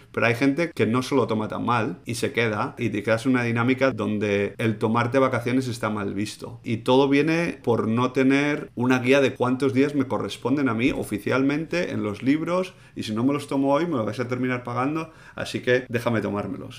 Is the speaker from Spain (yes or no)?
yes; Spain; Como español, además, que, que vengo de, de, la cultura de tomarte agosto entero libre